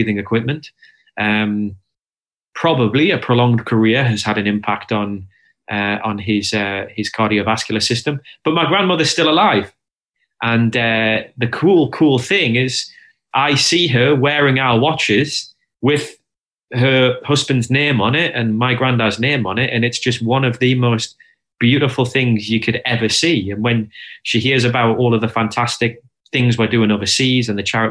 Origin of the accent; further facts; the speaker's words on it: Hexham, North East England, United Kingdom; moved away as an adult; also born or lived in London; We were born and raised in Hexham for the first 18 years of our life